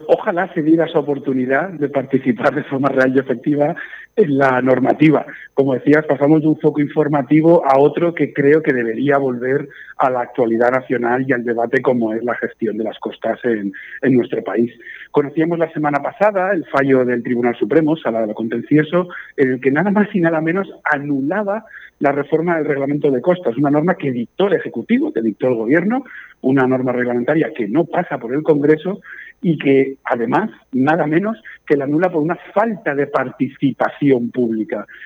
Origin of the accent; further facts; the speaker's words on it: Guardamar del Segura, Valencian Community, Spain; yo soy de Guardamar del Segura